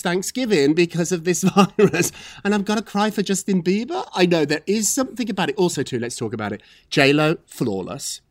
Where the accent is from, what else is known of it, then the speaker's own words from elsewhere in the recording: Scotland, United Kingdom; moved away; I'm from Scotland too.